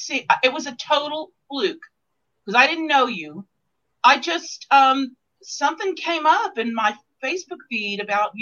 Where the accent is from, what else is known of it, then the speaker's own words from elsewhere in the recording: Texas, United States; I'm from Texas.